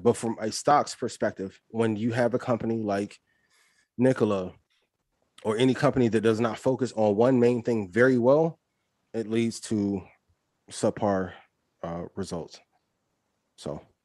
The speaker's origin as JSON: {"language": "English", "region": "Midwest", "country": "United States", "tie": "born or raised there", "said": "I'm from the Midwest. Like I, I listened to Power 92 since I was a kid"}